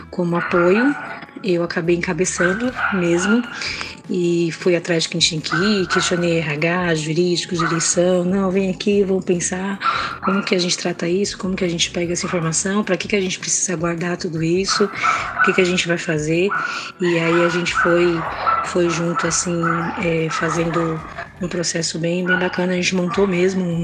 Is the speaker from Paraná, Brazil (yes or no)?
no; São Paulo, Brazil; sou de São Paulo, trabalho com qualidade na área de serviço.